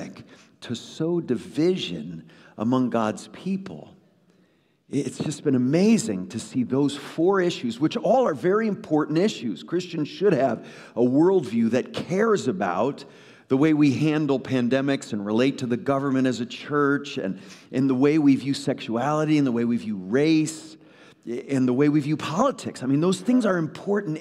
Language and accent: English; Woodbridge, Connecticut, United States; moved away; I grew up in Trinity Evangelical Free Church of Woodbridge, Connecticut